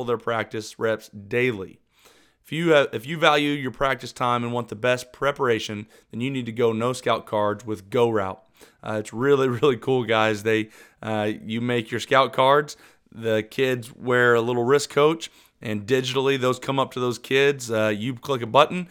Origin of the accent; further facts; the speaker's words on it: Oklahoma, United States; I'm from Oklahoma